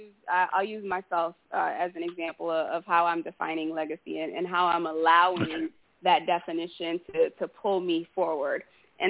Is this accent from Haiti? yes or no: yes; Haiti; moved away; I was born in Haiti